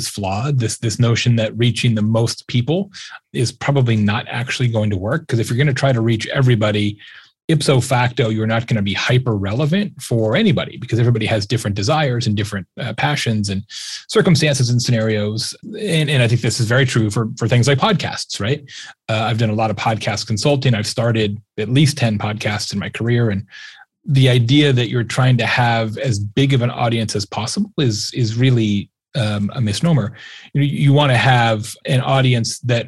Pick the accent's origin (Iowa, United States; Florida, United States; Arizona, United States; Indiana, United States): Arizona, United States; I grew up in Arizona